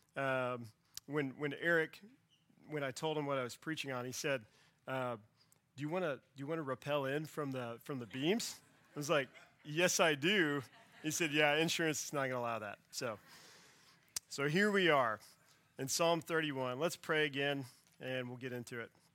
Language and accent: English; Central Texas, United States; I grew up in Central Texas, close to a river